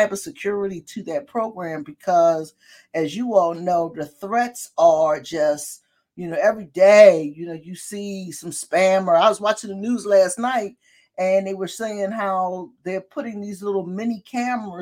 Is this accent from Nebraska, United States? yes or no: no; Philadelphia, Pennsylvania, United States; also born or lived in West Oak Lane, Philadelphia; growing up in North Philly